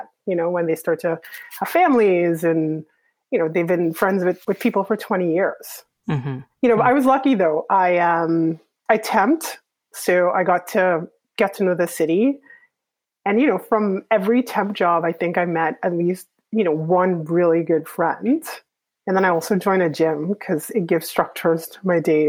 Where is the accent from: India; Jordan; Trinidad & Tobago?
Trinidad & Tobago; moved away as an adult; also born or lived in Canada / Hanover, New Hampshire / New York; now in Toronto, Canada; even though I grew up in Trinidad, I was actually born in Canada